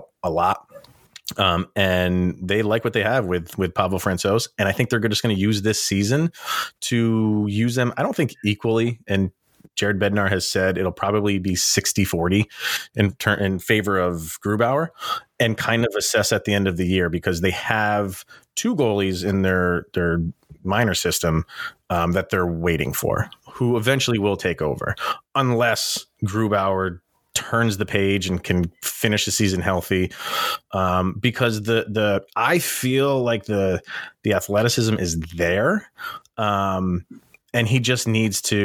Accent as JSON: {"language": "English", "region": "New York", "country": "United States", "said": "I'm a New Yorker."}